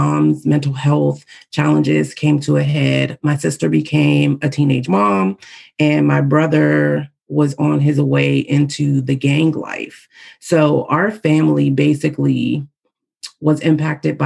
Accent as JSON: {"language": "English", "town": "Pittsburgh", "region": "Pennsylvania", "country": "United States", "tie": "born or raised there", "said": "here in my hometown of Pittsburgh, Pennsylvania"}